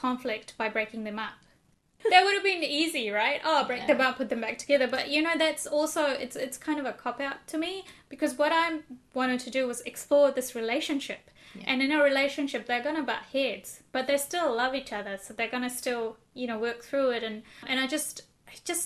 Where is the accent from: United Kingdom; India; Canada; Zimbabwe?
India; I'm Indian as well